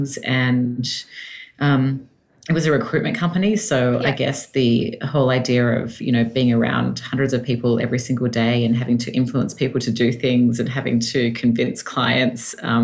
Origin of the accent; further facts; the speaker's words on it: Sydney, New South Wales, Australia; accent: Australian; moved away as an adult; now in Los Angeles, United States; I was born and raised in Sydney and moved to the States 5 years ago now